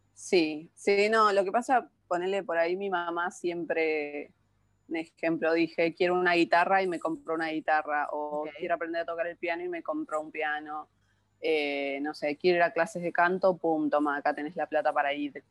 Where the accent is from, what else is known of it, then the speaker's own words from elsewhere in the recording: San Luis, Argentina; now in Buenos Aires, Argentina; nací en la ciudad de San Luis, que queda a 800 kilómetros de capital de, Buenos Aires, que es donde vivo ahora